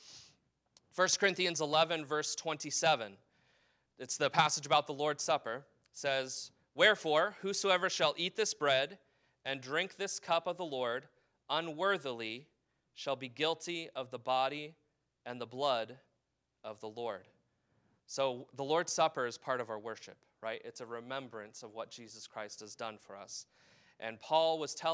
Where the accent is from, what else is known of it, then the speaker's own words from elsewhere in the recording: United States; as an American